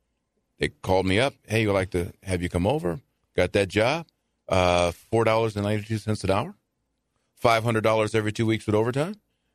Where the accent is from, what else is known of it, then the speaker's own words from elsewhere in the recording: Inglewood, California, United States; I remember as a kid, so I grew up in Inglewood until we moved out.